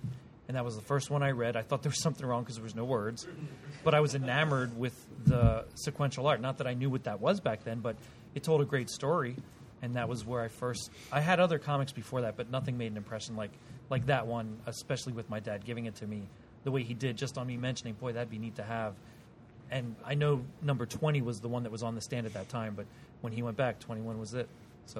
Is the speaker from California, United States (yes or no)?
no; Pottstown, Pennsylvania, United States; I was about 12. And I was growing up in Pottstown, Pennsylvania.